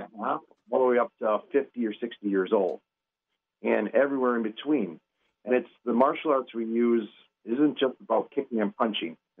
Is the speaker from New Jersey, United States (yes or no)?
no; New Berlin, Wisconsin, United States; I grew up in New Berlin